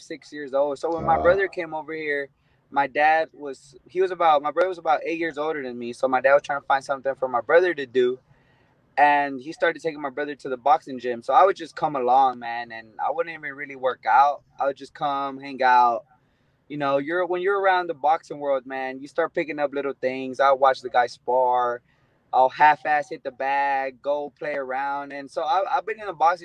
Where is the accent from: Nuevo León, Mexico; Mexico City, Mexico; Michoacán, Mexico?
Michoacán, Mexico; now in Houston, United States; that's my hometown, you know, in Mexico